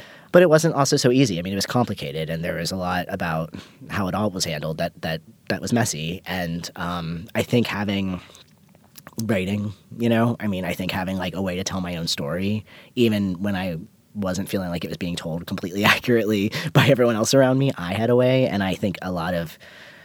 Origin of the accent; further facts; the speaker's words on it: hometown near Pittsburgh, Pennsylvania, United States; moved away; I always pass through Pittsburgh, and I always avoid my hometown